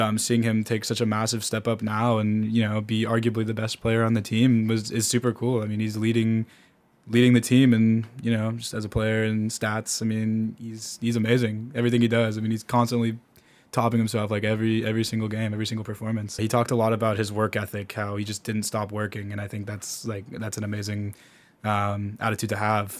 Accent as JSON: {"language": "English", "town": "San Diego", "region": "California", "country": "United States", "said": "So, I'm from San Diego"}